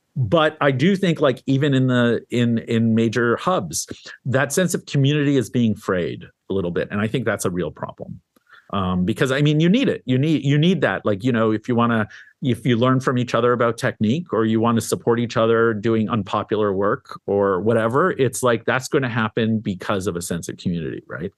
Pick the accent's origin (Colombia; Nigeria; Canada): Canada; also born or lived in Syria / Lebanon; now in New York, United States; I was born in Syria, raised in Canada.